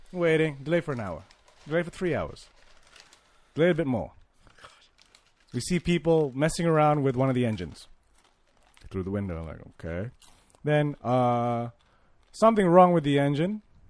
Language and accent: English; Malaysia; I'm Malaysian.